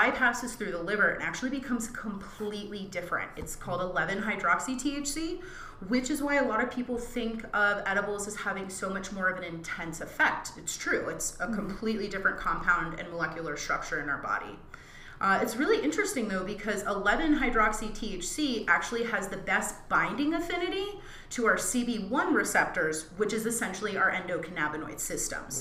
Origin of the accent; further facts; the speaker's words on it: East Coast, United States; moved away; also born or lived in Brooklyn, New York; I'm from the East Coast, and I remember when I lived in Brooklyn